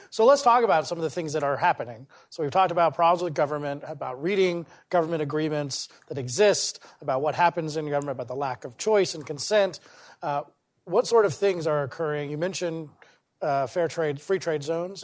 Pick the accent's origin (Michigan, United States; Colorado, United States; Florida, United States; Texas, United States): Colorado, United States; Parker; I grew up in Parker, Colorado